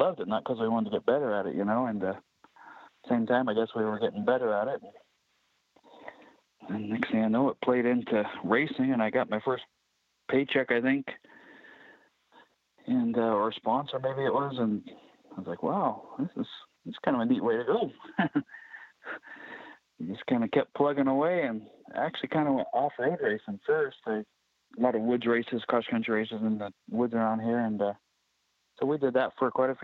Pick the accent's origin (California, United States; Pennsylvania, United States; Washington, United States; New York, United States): Washington, United States; Mica; I was born right here in Micah, about 50 feet away from where I live right now. We have an old mobile home here and raised right here